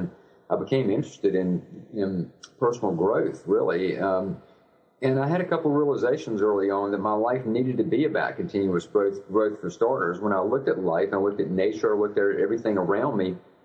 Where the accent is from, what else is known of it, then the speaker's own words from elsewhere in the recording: Richmond, Virginia, United States; I was raised in suburbia outside of Richmond, Virginia